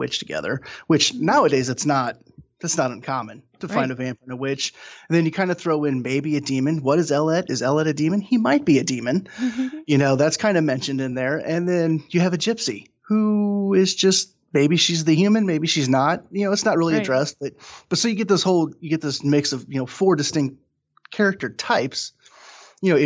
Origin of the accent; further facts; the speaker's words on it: St. Louis, Missouri, United States; now in North Central Ohio, United States; I'm originally from St. Louis, but I currently live in North Central Ohio